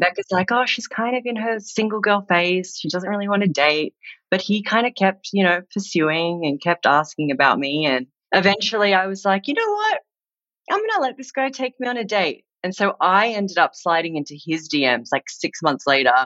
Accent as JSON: {"language": "English", "town": "Sydney", "region": "New South Wales", "country": "Australia", "tie": "born or raised there", "also_born_or_lived": "New Zealand", "moved": "yes", "lives_now": "Los Angeles, United States", "said": "I was born in New Zealand. And when I was four years old, my family moved to Sydney in Australia, which is where I grew up and went to school and started my career."}